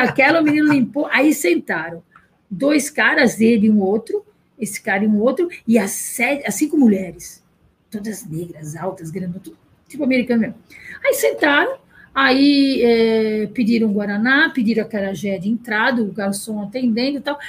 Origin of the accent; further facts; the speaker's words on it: São Paulo, Brazil; Eu nasci em São Paulo